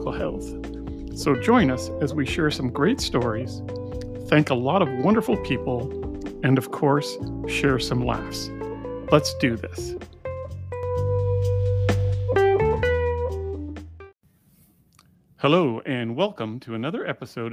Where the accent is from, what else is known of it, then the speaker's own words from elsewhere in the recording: Montreal, Quebec, Canada; being a guy from Montreal